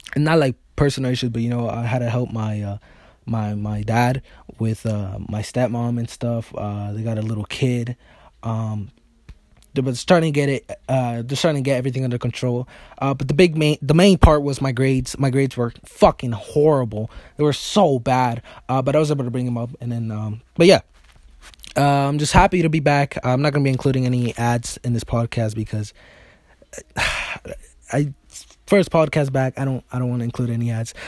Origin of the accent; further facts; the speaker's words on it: United States; I'm an American